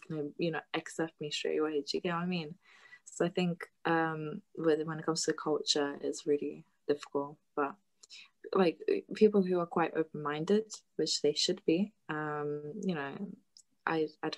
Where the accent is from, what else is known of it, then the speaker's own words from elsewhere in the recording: Lithuania; moved away; I'm originally from Lithuania